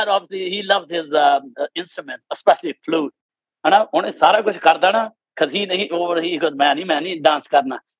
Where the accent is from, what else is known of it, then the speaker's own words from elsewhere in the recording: Canada; moved away; growing up in Canada